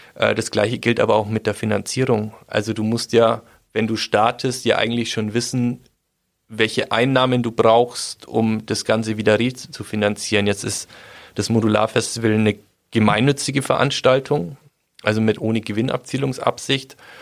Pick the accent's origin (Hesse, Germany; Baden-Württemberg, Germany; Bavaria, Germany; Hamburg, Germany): Bavaria, Germany; Schwabmünchen; bei uns in Schwabmünchen